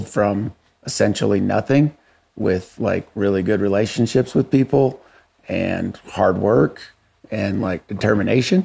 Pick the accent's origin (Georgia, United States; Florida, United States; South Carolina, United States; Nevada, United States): Nevada, United States; Dyer; also born or lived in Oregon; I grew up in Dowers, Nevada. We moved here when I was 5. We moved down from Oregon.